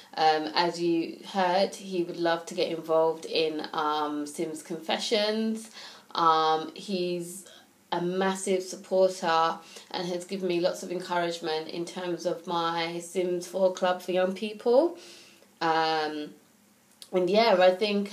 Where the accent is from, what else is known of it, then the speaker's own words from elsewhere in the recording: United Kingdom; as a British person